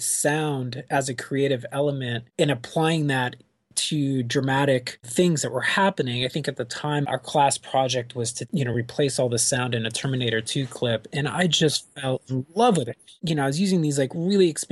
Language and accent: English; Florida, United States; I grew up in Florida